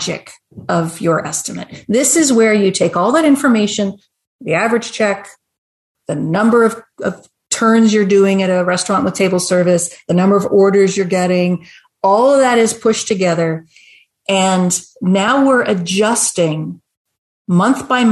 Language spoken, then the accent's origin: English; Canada; I'm Canadian